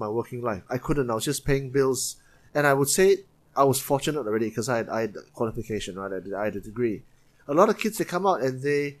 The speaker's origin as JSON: {"language": "English", "region": "Penang", "country": "Malaysia", "moved": "as an adult", "lives_now": "Kuala Lumpur, Malaysia", "said": "I'm from Penang"}